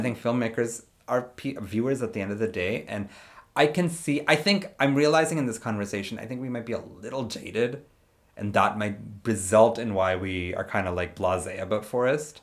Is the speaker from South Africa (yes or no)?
no; India; I'm not Sikh, but I'm Indian